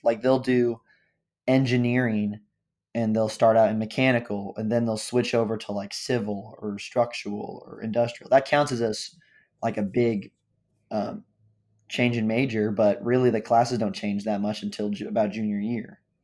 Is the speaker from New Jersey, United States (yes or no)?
no; Overland Park, Kansas, United States; I'm from Overland Park, Kansas.